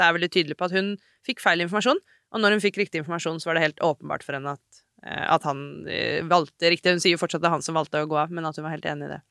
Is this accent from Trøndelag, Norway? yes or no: no; Hadeland, Innlandet, Norway; Jeg kommer fra Hadeland